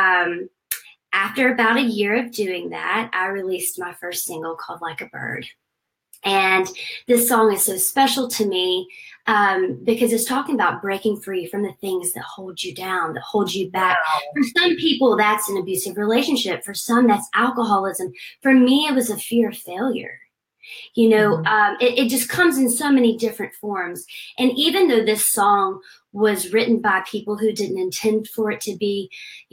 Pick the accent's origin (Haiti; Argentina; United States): United States; Aiken, South Carolina; I grew up in Aiken, South Carolina